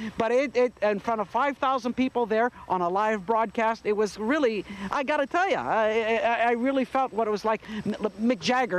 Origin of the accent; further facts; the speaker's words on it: Canada; moved away; I'm always honored to come back to my home country and perform.